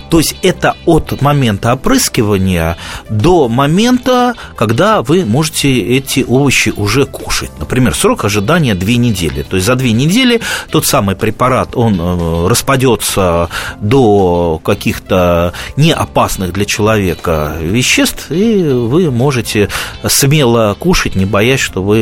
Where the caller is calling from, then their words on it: Khakassia, Russia; Я из Хакасии звоню.